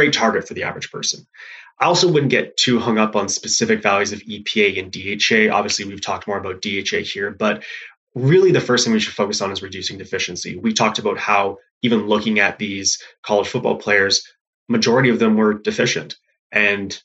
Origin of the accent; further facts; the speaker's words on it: Canada; being Canadian, I didn't actually play football growing up, but as Jonathan mentioned, I played ice hockey